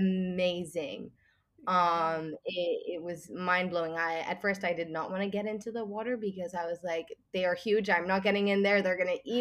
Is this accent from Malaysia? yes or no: no; Singapore; also born or lived in Switzerland; I'm originally from Switzerland, but I moved to Singapore when I was 5, and I've lived here for almost 13 years